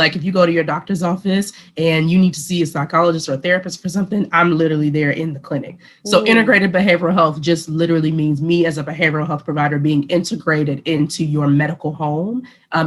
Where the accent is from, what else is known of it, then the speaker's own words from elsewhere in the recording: Macon, Georgia, United States; moved away; I'm from Georgia originally. I'm from Macon, Georgia